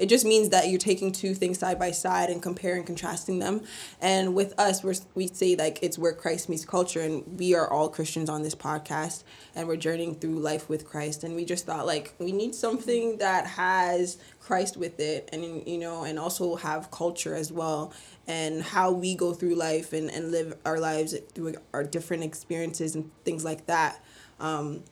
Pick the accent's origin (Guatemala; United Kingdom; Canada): Canada; Vaughan, Ontario; But Vaughan is where I was raised.